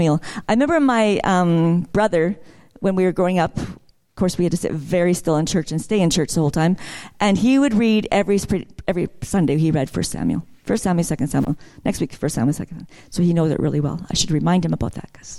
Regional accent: Vancouver, British Columbia, Canada; I grew up in Vancouver

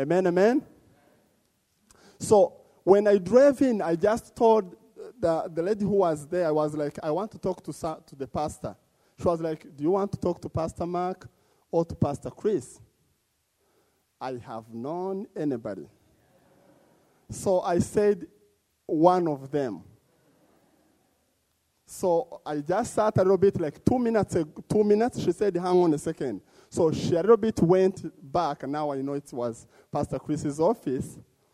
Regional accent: DR Congo; moved away as an adult; also born or lived in Uganda; now in Edmonton, Canada; I was born in Congo, one of the torn country

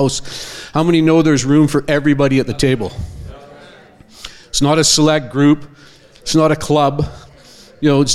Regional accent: Abbotsford, British Columbia, Canada; I'm from Abbotsford, BC. I go to Church of Zion. Been there 30 years.

